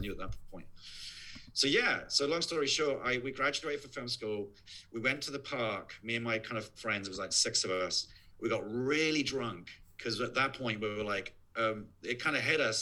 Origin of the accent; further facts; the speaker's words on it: near Worthing, South East England, United Kingdom; moved away; a place called Worthing, which is not that far from where I, my hometown